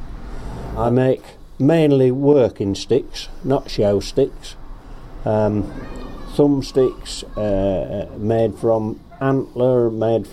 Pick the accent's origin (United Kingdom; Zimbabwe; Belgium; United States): United Kingdom; Binbrook, East Midlands; I was born in Lincolnshire at a place called Binbrook, and my father was a rabbit catcher